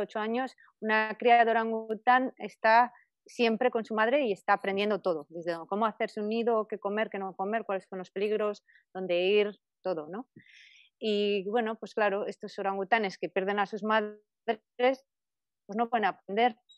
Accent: Spain; moved away; allí en España, muy cerca de mi pueblo

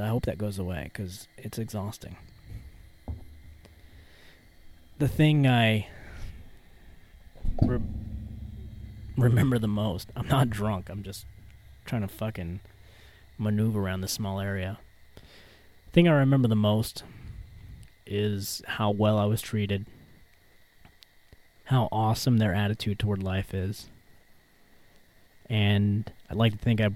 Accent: Louisiana, United States; moved away; I'm from Louisiana.

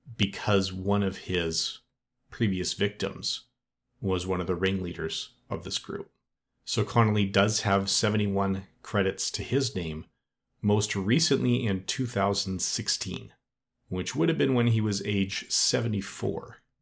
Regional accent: Edmonton, Alberta, Canada; Edmonton, which is my hometown and where I still live

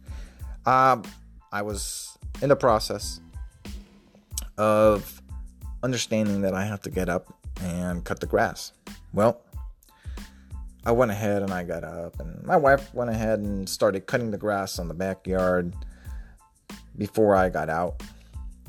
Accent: Puerto Rico; moved away as an adult; also born or lived in southeastern Virginia; now in Virginia, United States; I was born and raised in Puerto Rico until 2009.

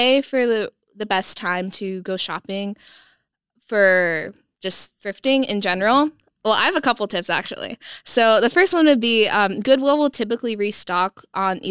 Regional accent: Sioux Falls, South Dakota, United States; moved away as an adult; also born or lived in Phoenix, Arizona; I am originally from Sioux Falls, South Dakota, but my family recently moved about 1.5 years ago to Phoenix.

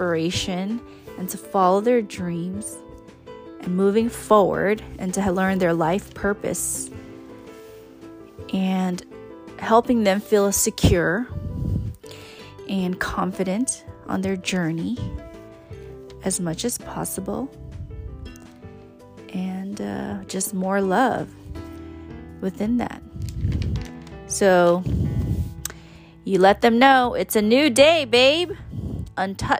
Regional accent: California, United States; first language English; also born or lived in Thailand / East Coast, United States / Oklahoma; Growing up in California, and I have stated that I lived in many various cities, from the Bay to LA in the Valley

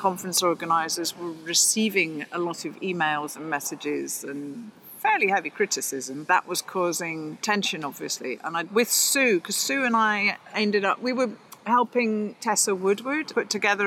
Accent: Glasgow, Scotland, United Kingdom; also born or lived in Spain; now in Oxford, United Kingdom; I'm from Glasgow originally

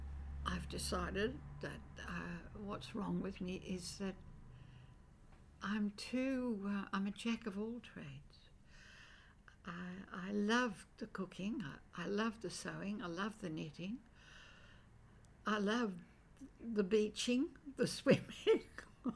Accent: Sydney, New South Wales, Australia; Five Dock. But it was a very...

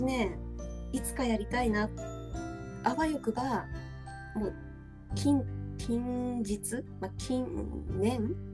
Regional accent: Hokkaido, Japan; accent: Hokkaido; 北海道の人って自分ではなまってないって思ってるじゃん私たち

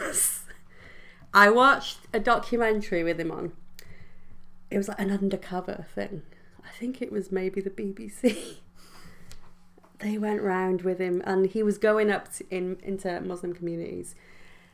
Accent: Welsh, Wales, United Kingdom; we're Welsh

